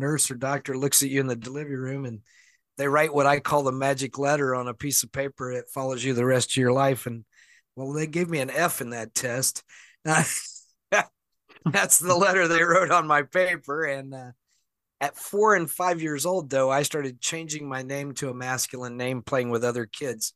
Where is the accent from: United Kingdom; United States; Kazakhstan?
United States; the South; now in Seattle, United States; I was born and raised in the South, and in the Bible Belt